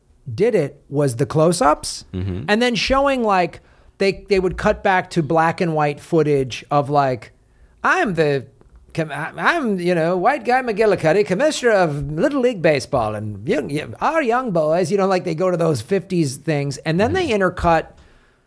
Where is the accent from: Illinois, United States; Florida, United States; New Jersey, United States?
Illinois, United States; Evanston; also born or lived in Madison, Wisconsin; growing up in Madison, Wisconsin, which was primarily white liberals, and then moving to Evanston, Illinois, where my junior high was 60% black